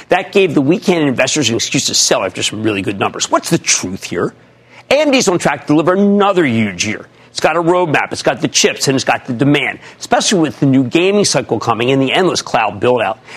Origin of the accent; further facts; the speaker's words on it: Mountainside, New Jersey, United States; I'm from Mountainside, New Jersey.